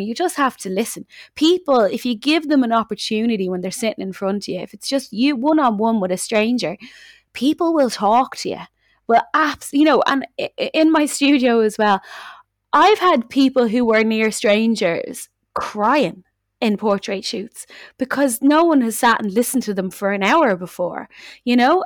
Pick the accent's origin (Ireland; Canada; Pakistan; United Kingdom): Ireland; Dublin, Leinster; accent: Dublin; myself, which have very just Dublin accent